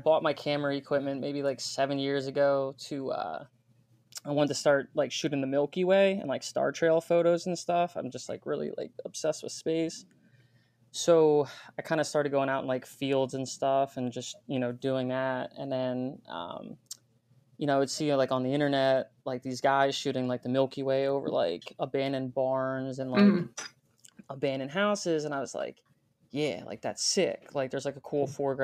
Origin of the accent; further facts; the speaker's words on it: Pennsylvania, United States; I'm from Pennsylvania